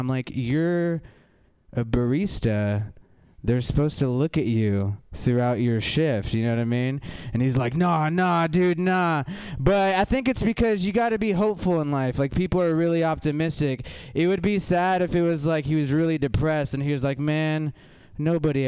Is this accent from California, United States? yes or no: yes; California, United States; I'm from California